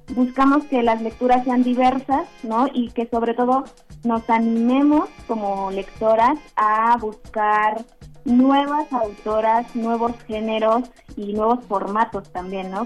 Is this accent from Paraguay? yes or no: no; Mexico; Somos 13 mujeres mexicanas